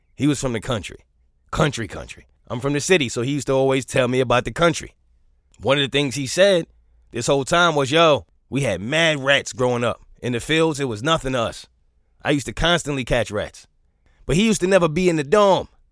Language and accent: English; New York, United States; I'm from New York